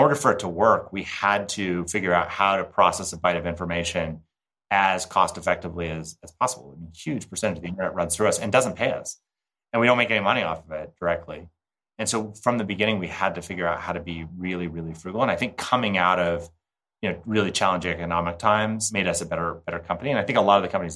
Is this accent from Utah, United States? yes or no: yes; Park City, Utah, United States; the Sundance Film Festival, which is hosted in my hometown